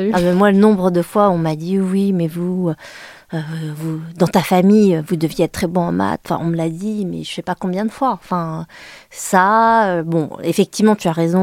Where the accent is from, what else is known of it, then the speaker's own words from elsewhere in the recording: Le Mans, Pays de la Loire, France; first language Vietnamese; French is a second language; j'ai grandi au Mans, on était la seule famille d'origine asiatique